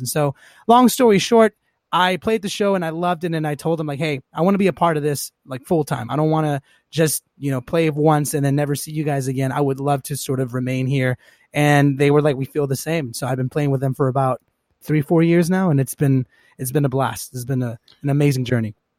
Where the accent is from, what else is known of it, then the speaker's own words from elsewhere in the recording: Los Angeles, California, United States; I grew up, uh, here in Los Angeles, born and raised.